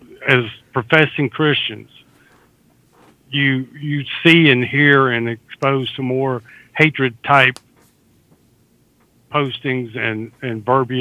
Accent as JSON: {"language": "English", "region": "the South", "country": "United States", "said": "I'm a Southerner"}